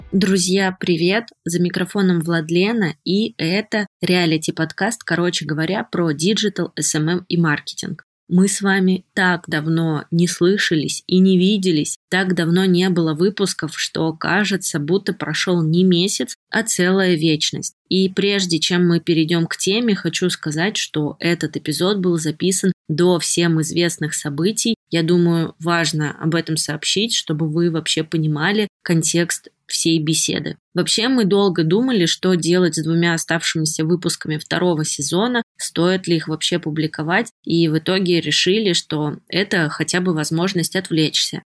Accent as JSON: {"language": "Russian", "town": "Tomsk", "region": "Tomsk Oblast", "country": "Russia", "tie": "born or raised there", "said": "из Томска, моего родного города"}